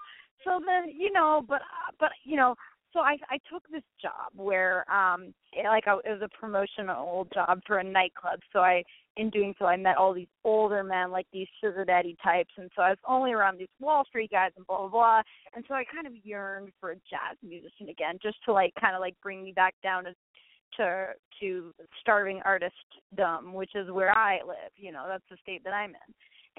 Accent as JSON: {"language": "English", "region": "Iowa", "country": "United States", "moved": "as an adult", "lives_now": "New York, United States", "said": "And so when I moved to New York from Iowa – 4 years ago, I dated a ton of jazz musicians."}